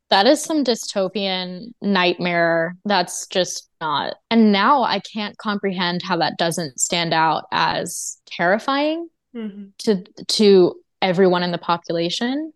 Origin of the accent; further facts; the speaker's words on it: Texas, United States; also born or lived in Mississippi; spent the first four years of my life in Mississippi. We were all homeschooled, my oldest sister all the way through to the end of high school. And then I started more conventional schooling in eighth grade. When I was five, we moved to Texas.